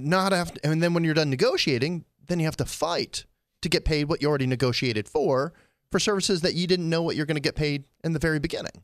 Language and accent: English; Pennsylvania, United States; I grew up in Pennsylvania